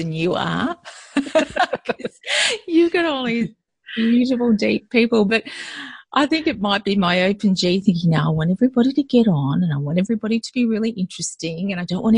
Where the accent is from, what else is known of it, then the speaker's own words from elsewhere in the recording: country Victoria, Australia; now in Melbourne, Australia; I grew up in country Victoria. So Victoria is one of the states of Australia, for those of you outside of Australia. And my parents were school teachers. And so we moved as a family all over the place